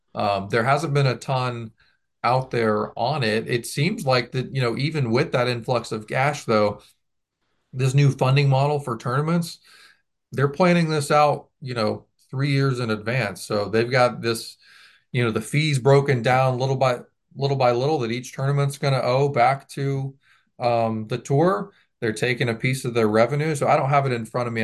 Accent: the South, United States; I grew up in the South

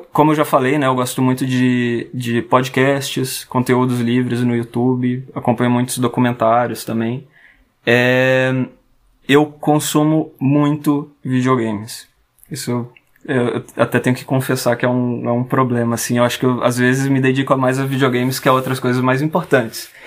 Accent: France; also born or lived in Brasília, Brazil; Eu sou, eu nasci em Brasília, mas eu tive a oportunidade de passar grande parte da minha, um pedaço da minha infância e quase toda a minha adolescência é, na França.

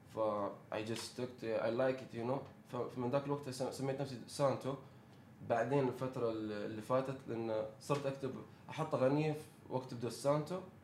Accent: United Arab Emirates; عندنا في الامارات

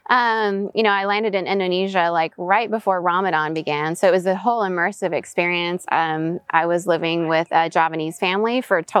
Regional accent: Venezuela; also born or lived in United States / Southeast Asia; So, third culture kid, meaning I was born in the States, US passport, but raised in Venezuela. Um, my parents did expat work there. So, I grew up in international schools.

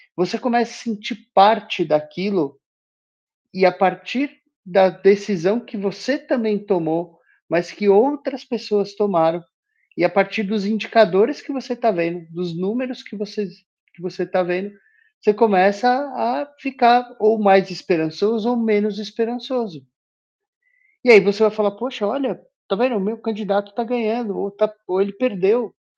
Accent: Brazil; Nós somos obrigados, enquanto brasileiros, a ir votar

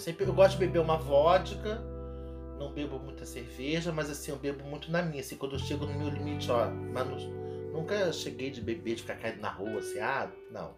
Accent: Rio de Janeiro, Brazil; Eu sou daqui do Rio de Janeiro

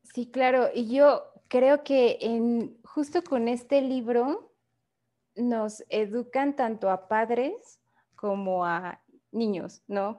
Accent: Mexico; como país y como sociedad mexicana

